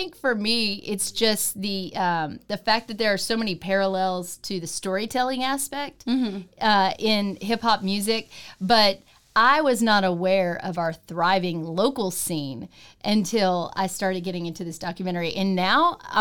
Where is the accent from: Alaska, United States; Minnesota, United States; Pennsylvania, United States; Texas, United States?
Texas, United States; I'm a country girl. Yeah. I was raised in Mahia, Texas